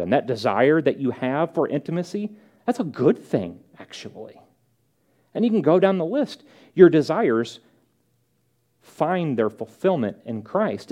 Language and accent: English; St. Louis, Missouri, United States; moved away; I'm from St. Louis.